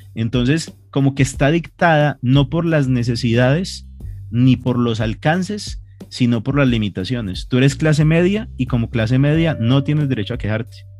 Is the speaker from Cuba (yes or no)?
no; Colombia; como colombianos estábamos acostumbrados